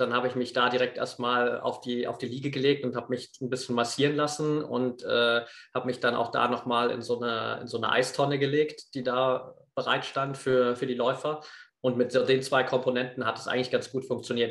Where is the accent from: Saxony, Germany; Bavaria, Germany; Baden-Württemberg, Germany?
Saxony, Germany; Eastern Ore Mountains; Ich bin auf einem, auf einem kleinen Dorf aufgewachsen im Osterzgebirge